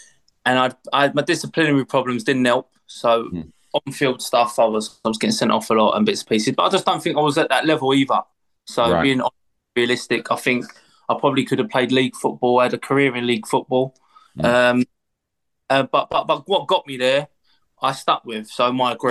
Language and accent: English; London, United Kingdom; I'm from East London. I lived literally 5 minute walk from Upton Park. That's where I'm brought up, grew up